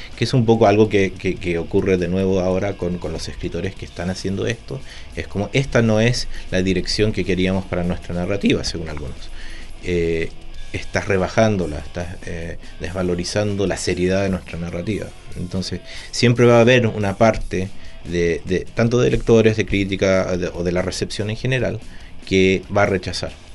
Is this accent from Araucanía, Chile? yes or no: no; Santiago, Santiago Metropolitan Region, Chile; also born or lived in Buenos Aires, Argentina; yo cuando era chico estaba acá en Santiago, y también después en Buenos Aires